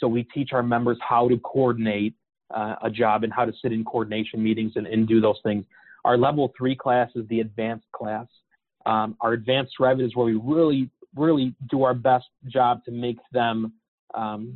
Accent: Chicago, Illinois, United States; I'm from Chicago

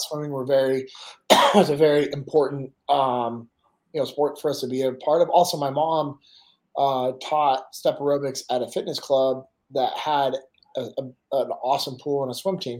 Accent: Sacramento, California, United States; I'm originally from Sacramento, grew up in the same house that my dad grew up

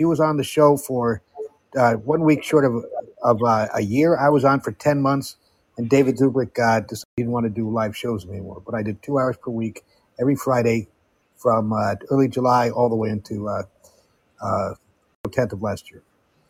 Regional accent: Amsterdam, North Holland, Netherlands; I've been doing the Netherlands, where I grew up in Amsterdam, for the past year and a half

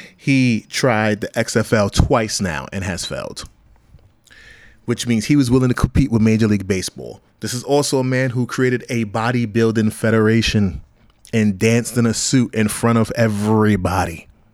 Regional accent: New York City, New York, United States; I'm from Brownsville, Brooklyn, New York

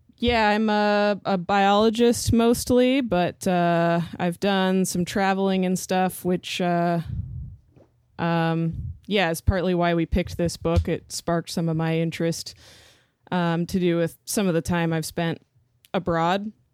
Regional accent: Homer, Alaska, United States; Adrian and I grew up together in Homer, Alaska

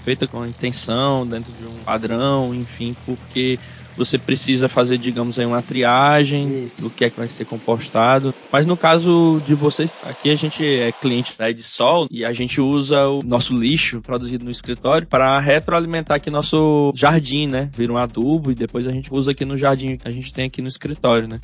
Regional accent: Oeiras, Piauí, Brazil; Eu sou de Oeiras também, cidade do interior, então tive muito contato com a natureza, vivia na fazenda do meu avô

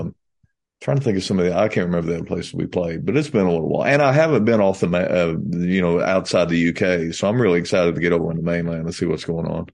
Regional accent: United States; we're from America

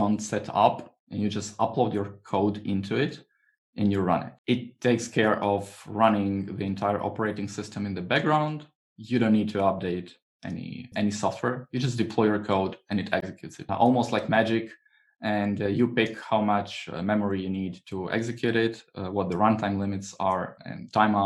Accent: Croatia; I was renting sun protective umbrellas, you know, on the beach, because I'm from Croatia

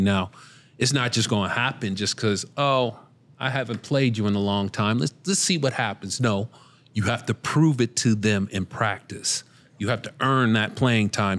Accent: Cincinnati, Ohio, United States; we're both from Cincinnati

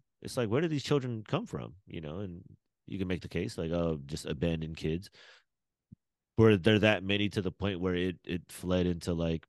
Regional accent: Australia; I'm Australian.

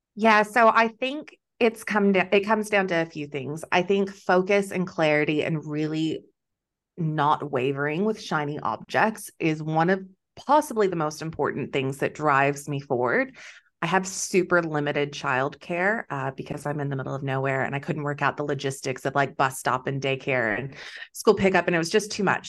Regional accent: Texas, United States; moved away as an adult; also born or lived in Wheat Belt, Western Australia; now in Western Australia, Australia; I'm originally from Texas

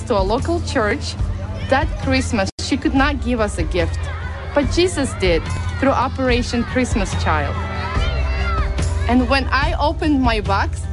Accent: Ukraine; I'm from Ukraine

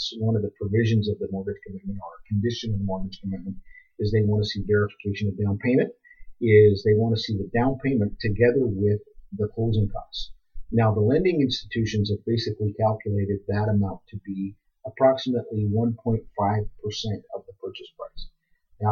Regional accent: Canada; We're strong Canadian people

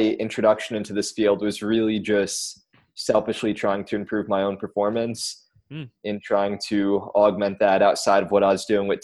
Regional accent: Long Island, New York, United States; I'm from Long Island

